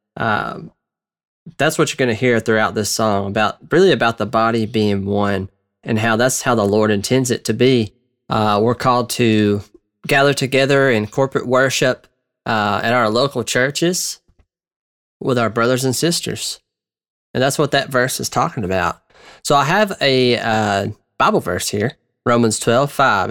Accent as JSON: {"language": "English", "region": "Georgia", "country": "United States", "said": "I am from the South, uh, which I assume you probably would guess I'm not from the North, but I'm from Georgia"}